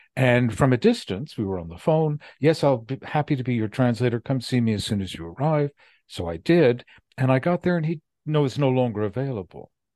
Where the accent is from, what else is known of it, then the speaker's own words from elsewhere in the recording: United States; I'm an American and I'm a Jew